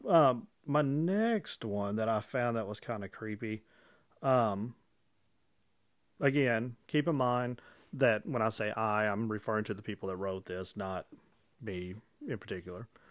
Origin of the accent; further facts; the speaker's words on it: Illinois, United States; I'm from Illinois